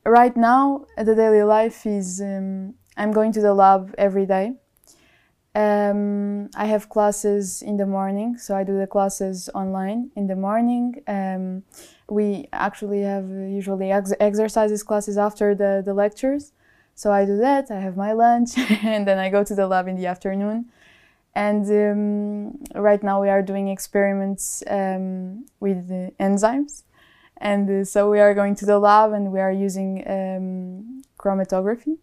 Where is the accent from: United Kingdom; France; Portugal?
Portugal; moved away as an adult; also born or lived in Germany; now in Munich, Germany; I'm from Portugal, and um, I'm here in Germany studying my master's degree